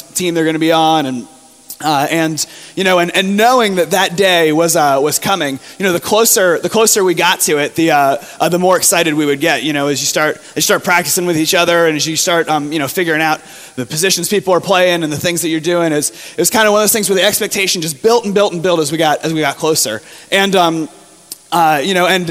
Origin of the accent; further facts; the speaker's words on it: near Fort Lauderdale, South Florida, United States; moved away; I grew up in South Florida, right near Fort Lauderdale